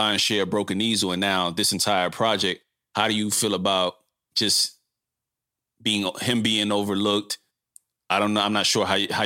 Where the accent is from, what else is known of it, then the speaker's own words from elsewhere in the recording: New York, United States; moved away; I'm from New York originally, but I've been gone so long and just, you know, traveling the world through, you know, the travels in the military